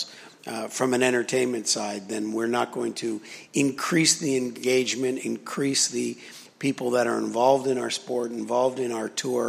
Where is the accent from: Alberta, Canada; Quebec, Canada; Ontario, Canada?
Ontario, Canada; Toronto; moved away as an adult; I am Canadian, from the thriving metropolis of Toronto